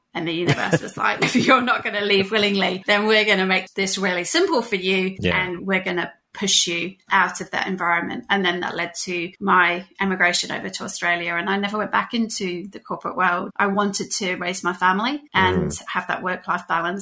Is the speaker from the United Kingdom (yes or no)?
yes; United Kingdom; I was living in the UK at the time. I'm British.